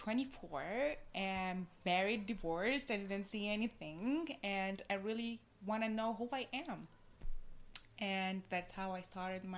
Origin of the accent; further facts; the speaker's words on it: Tunisia; moved away as an adult; also born or lived in Corsica, France; I was born and raised in Tunisia.